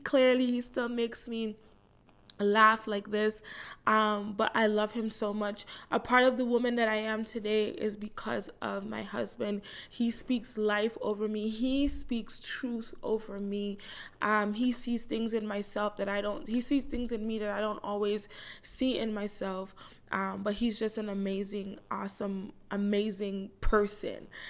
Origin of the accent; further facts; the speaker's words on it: Toronto, Ontario, Canada; I live in Toronto, Canada. Um, I'm 30 years old. I was born right here in Toronto.